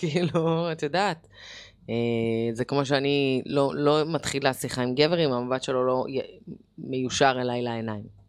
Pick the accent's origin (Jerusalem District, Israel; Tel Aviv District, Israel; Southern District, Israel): Jerusalem District, Israel; Jerusalem; גדלתי בירושלים, כמו שאמרתי, באינתיפאדה